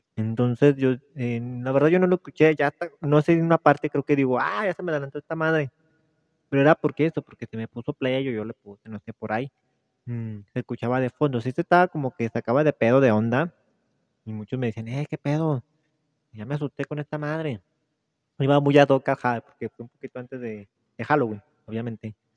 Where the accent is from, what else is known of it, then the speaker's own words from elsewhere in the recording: Mexico; soy mexicano